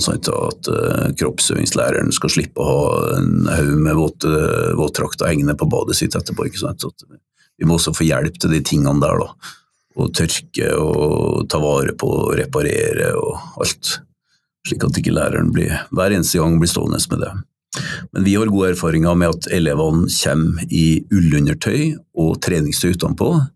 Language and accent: Norwegian; Røros, Trøndelag, Norway; en lærer som jeg hadde på Røros, der jeg vokste opp